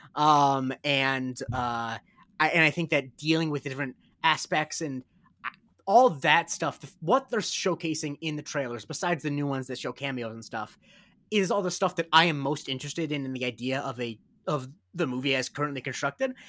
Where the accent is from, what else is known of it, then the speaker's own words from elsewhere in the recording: Punta Gorda, Florida, United States; I'm from Punta Gorda, Florida